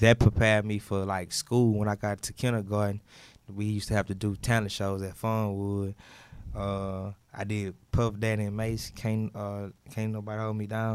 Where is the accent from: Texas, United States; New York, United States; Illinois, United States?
Texas, United States; Houston; I'm from Homestead. I'm from Houston